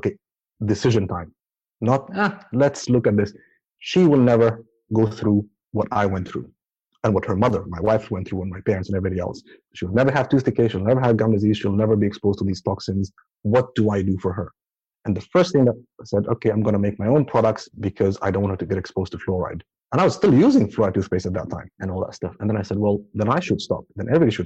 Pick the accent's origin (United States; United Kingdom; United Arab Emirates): United Arab Emirates; Abu Dhabi; now in Auckland, New Zealand; I grew up in Abu Dhabi